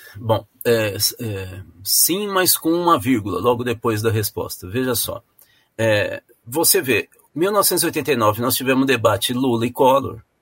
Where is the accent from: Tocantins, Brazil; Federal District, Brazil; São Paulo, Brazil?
São Paulo, Brazil; moved away; Eu nasci em São Paulo